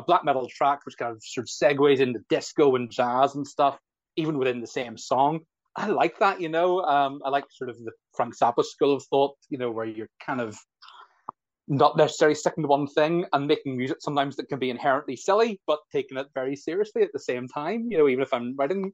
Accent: Belfast, Northern Ireland, United Kingdom; I'm a musician from Belfast

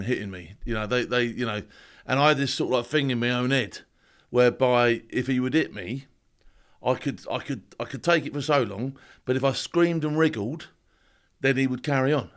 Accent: Southampton, South East England, United Kingdom; also born or lived in Lambeth, London; I was adopted to a family down south. Now, this family in Southampton, they thought they were sort of like middle class, but they weren't.

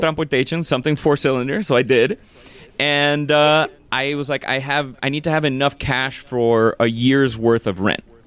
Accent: Miami, Florida, United States; moved away as an adult; represent my hometown

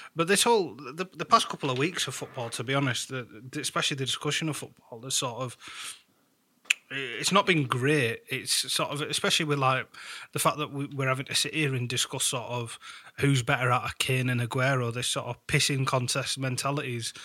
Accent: United Kingdom; being British

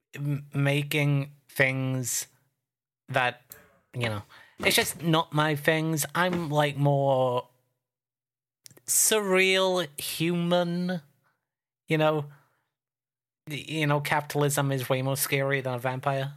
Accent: Wales, United Kingdom; I'm Welsh.

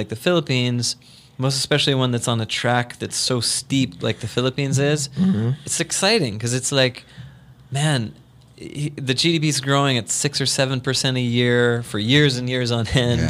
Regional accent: United States; I'm American.

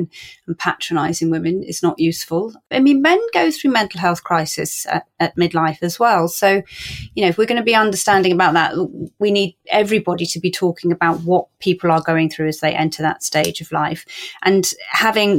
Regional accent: Cornwall, South West England, United Kingdom; I'm from Cornwall.

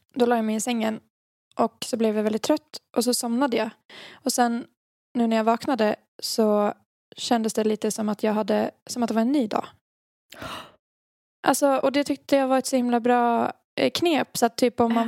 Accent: Dalarna County, Sweden; accent: Dalmål; jag känner mitt dalmål drog, drog, dalmål drog igång

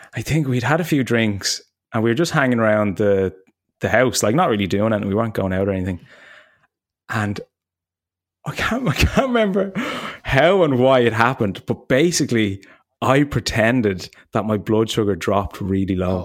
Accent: Ireland; also born or lived in United States; when I came home from the States after, like, two years, I hadn't seen my parents in probably, like, a year and a half or something. And I was coming to land in Dublin

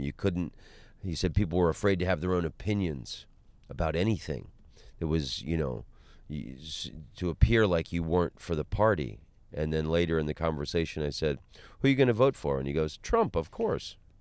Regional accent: Orlando, Florida, United States; moved away; also born or lived in Los Angeles; I'm from Orlando. I grew up in Orlando

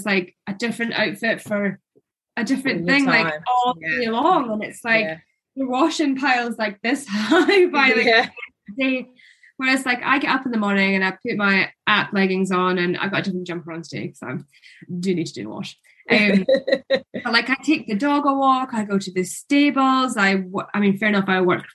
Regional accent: Scotland, United Kingdom; I'm Scottish

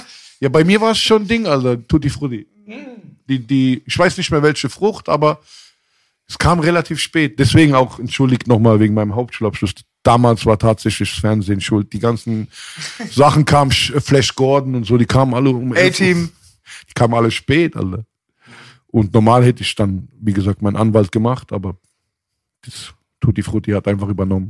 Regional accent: Mannheim, Baden-Württemberg, Germany; also born or lived in Frankfurt; ich bin in Frankfurt geboren und in Mannheim aufgewachsen

